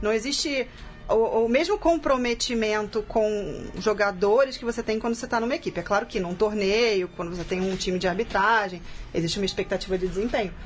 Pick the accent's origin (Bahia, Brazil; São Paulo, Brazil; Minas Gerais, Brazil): São Paulo, Brazil; eu sou de São Paulo, e eu estou muito envolvida aqui com a arbitragem em São Paulo